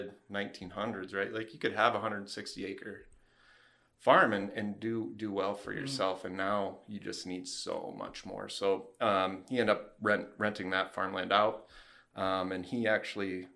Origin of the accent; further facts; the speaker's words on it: Fredericksburg, Iowa, United States; also born or lived in Ames, Iowa; So I grew up in Northeast Iowa in Fredericksburg, Iowa